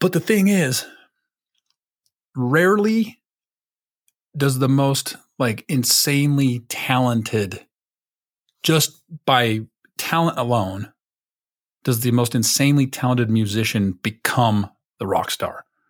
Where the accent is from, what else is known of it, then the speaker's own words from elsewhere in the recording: United States; I'm American Patriot